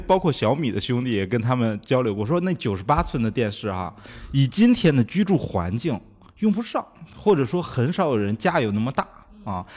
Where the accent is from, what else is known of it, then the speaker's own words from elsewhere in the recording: China; 我们中国人